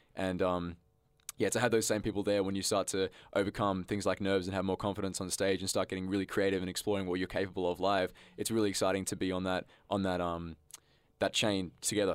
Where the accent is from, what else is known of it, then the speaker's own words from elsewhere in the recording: Canberra, Australian Capital Territory, Australia; growing up in high school, you know, I thought Canberra was a little bit shit